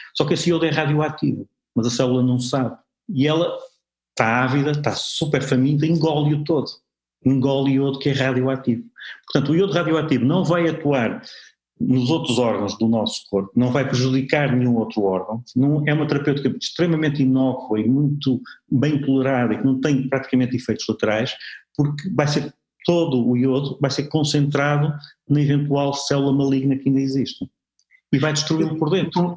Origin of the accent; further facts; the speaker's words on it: Porto, Norte, Portugal; eu sou de Porto